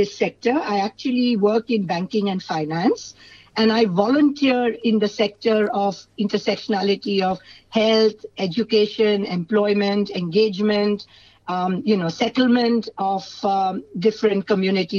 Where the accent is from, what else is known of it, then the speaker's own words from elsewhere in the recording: Mumbai, Maharashtra, India; now in Australia; I'm from India, as you introduced me, from Mumbai